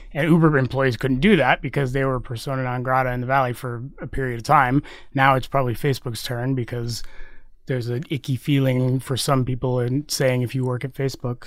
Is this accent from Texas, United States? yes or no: yes; Texas, United States; now in San Francisco, United States; I grew up in Texas